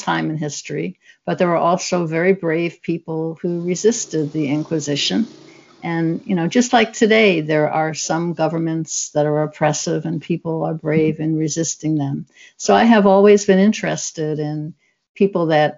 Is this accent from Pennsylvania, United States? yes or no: no; New York City, New York, United States; now in Seattle, United States; I grew up in the Southeast Bronx, but I live now in Seattle